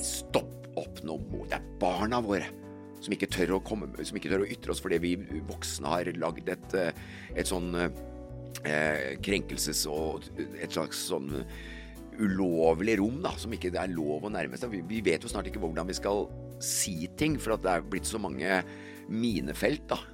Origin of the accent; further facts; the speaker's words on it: Kongsberg, Buskerud, Norway; jeg vokste jo opp på Heistadmoen